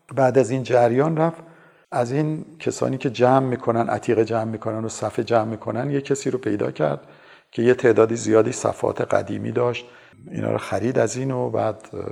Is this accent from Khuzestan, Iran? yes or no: no; Tehran, Tehran Province, Iran; also born or lived in Damavand; من در 26 بهمن 1331 در شهر دماوند به دنیا آمدم خانواده من از دماوند نیستن